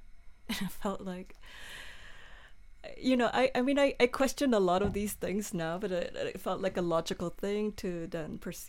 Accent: New Zealand; now in Malmö, Sweden; I mean, I came to Malmö from New Zealand.

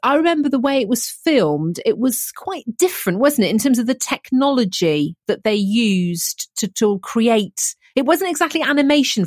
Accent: near Gloucester, South West England, United Kingdom; where I grew up near Gloucester

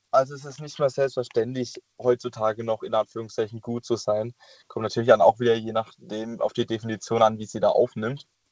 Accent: Karlsruhe, Baden-Württemberg, Germany; ich komme ja aus Karlsruhe

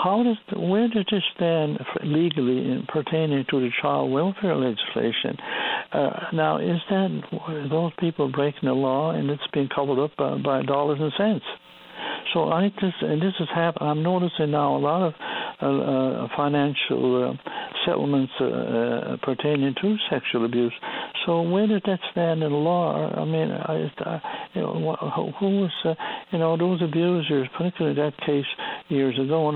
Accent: Newfoundland and Labrador, Canada; I'm a Newfoundlander, born and raised here.

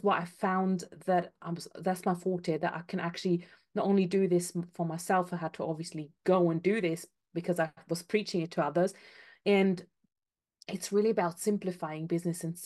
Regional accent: Austria; moved away as an adult; now in United Kingdom; I'm from Austria originally

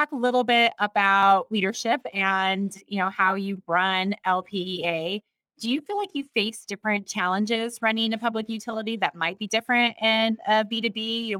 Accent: Durango, Colorado, United States; my hometown of Durango, Colorado.

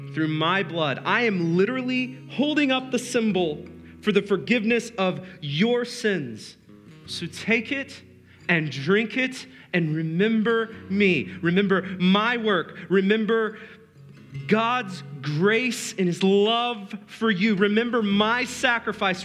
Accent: United States; we're American

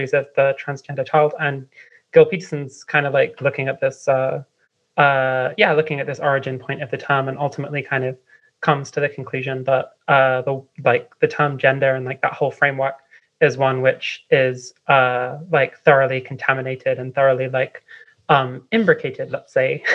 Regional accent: London, United Kingdom; moved away as an adult; now in Vienna, Austria; I'm from London

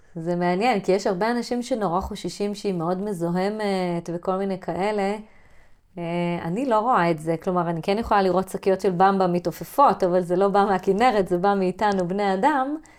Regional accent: kibbutz on the Sea of Galilee, Northern District, Israel; אני גדלתי בלינה משותפת מלאה, אני הדור האחרון

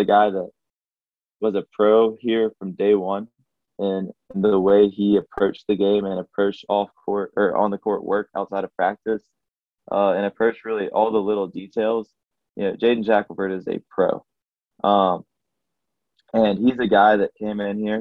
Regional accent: Alabama, United States; my home state

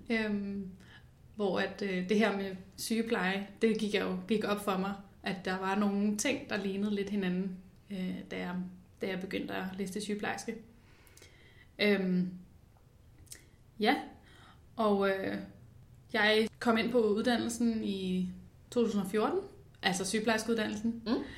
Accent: Copenhagen, Capital Region of Denmark, Denmark; jeg er jo født og opvokset i København øh, med min familie, ude i Nordvestkvarteret

